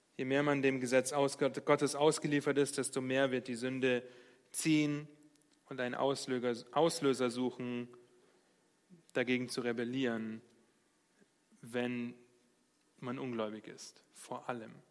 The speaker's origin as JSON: {"language": "German", "country": "Germany", "said": "wir als Deutsche"}